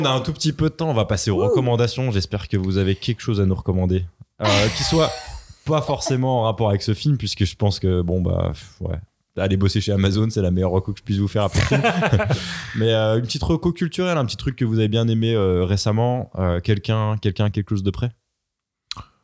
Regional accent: Moselle, Grand Est, France; je viens de la Moselle, gros. Je viens de la Moselle.

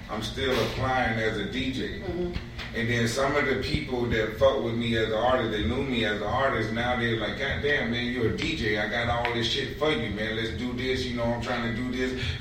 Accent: Mississippi, United States; now in Florida, United States; So I came, I'm from Mississippi. Came from Mississippi um, instantly, instantly. So when I came to Florida

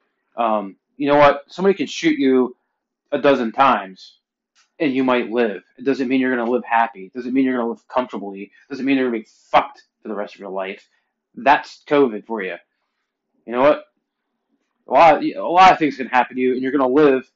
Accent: Pennsylvania, United States; moved away; I'm originally from Pennsylvania

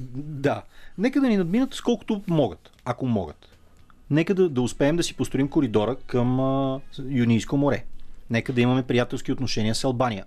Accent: Bulgaria; българите сме

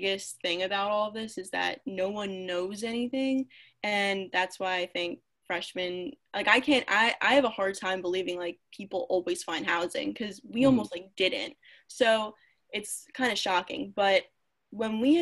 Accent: Philadelphia, Pennsylvania, United States; I'm literally from Philadelphia

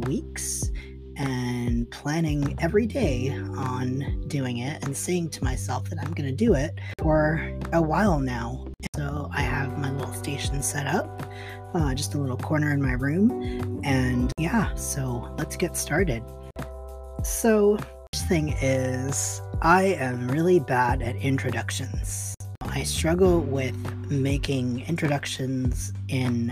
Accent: East Coast, United States; now in Portland, United States; I am living in Portland, Oregon. I'm originally from the East Coast.

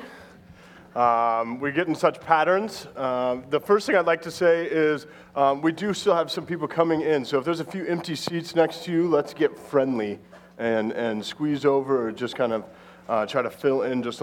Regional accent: Belgrade, Montana, United States; I grew up in Belgrade, Montana

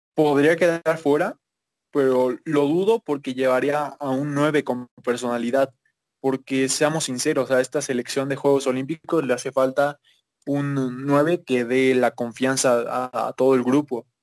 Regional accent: Mexico

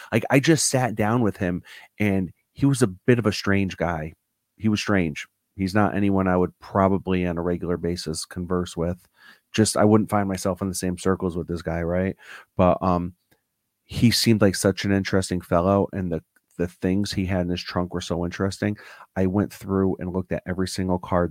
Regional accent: Newtown, Connecticut, United States; I grew up in Newtown, Connecticut

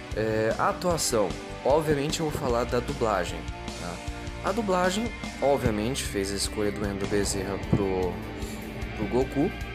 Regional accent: Brazil; como brasileiro

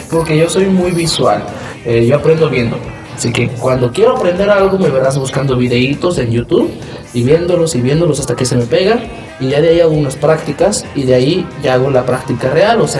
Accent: Mexico; Ay, que somos repuntuales, no manches. Somos mexicanos

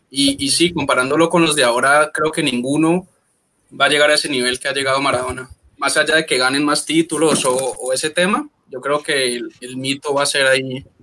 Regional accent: Colombia; Yo, yo soy de Colombia

